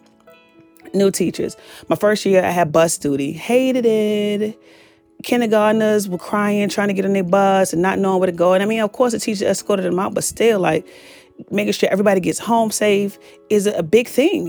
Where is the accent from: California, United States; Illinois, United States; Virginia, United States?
Virginia, United States; Petersburg; I was born and raised in Petersburg, Virginia